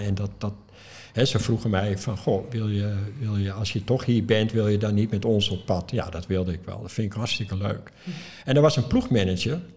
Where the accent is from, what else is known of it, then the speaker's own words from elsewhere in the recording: Netherlands; Ik als Europeaan, als Nederlander